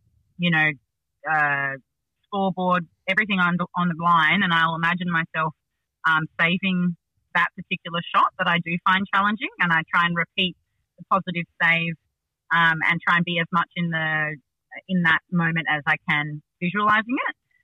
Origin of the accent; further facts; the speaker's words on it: Sydney, New South Wales, Australia; I grew up in the Northern Beaches